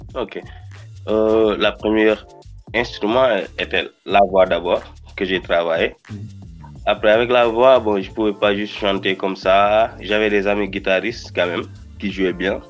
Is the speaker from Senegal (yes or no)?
yes; Rufisque, Dakar, Senegal; first language Wolof; French is a second language; je suis, un simple gosse de Rifusque, Dakar